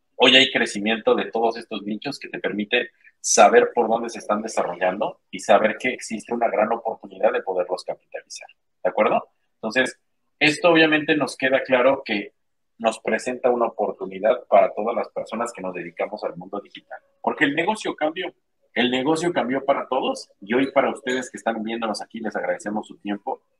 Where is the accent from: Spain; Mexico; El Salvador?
Mexico; soy mexicano